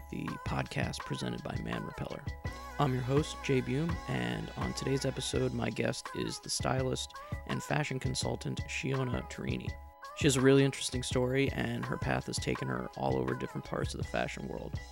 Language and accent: English; Bermuda; I'm from Bermuda, so.